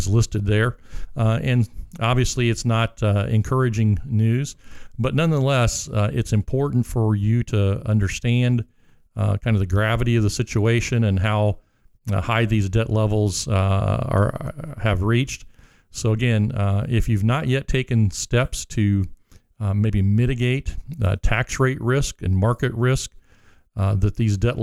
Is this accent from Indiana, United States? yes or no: yes; Montgomery, Indiana, United States; also born or lived in Lafayette, Indiana; I grew up just outside of Montgomery here on Highway 50, just a couple miles east of town.